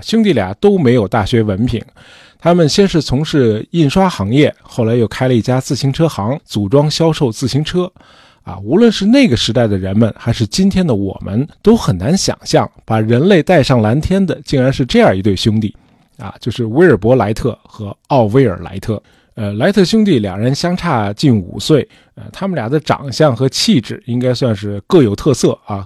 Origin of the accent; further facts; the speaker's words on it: China; 最早造出飞行器的的确是我们中国人